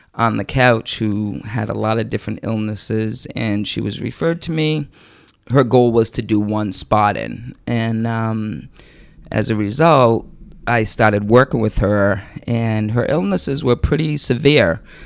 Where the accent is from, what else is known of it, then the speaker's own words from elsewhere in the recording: East Providence, Rhode Island, United States; I grew up in East Providence, Rhode Island. Um, I'm still currently there.